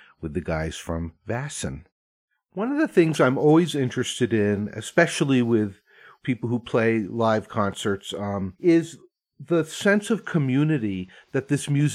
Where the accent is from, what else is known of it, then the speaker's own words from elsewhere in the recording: Vermont, United States; I'm from Vermont, which is, I grew up going to barn dances